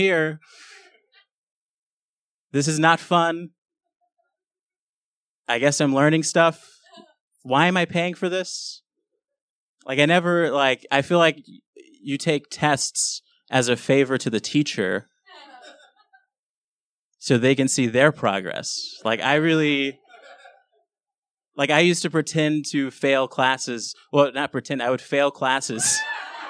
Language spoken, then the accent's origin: English; Los Angeles, California, United States; I grew up in South Central LA, which is a pretty bad neighborhood.